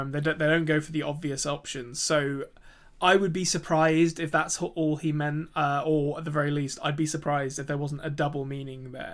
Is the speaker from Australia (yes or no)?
no; England, United Kingdom; accent: English; I'm English.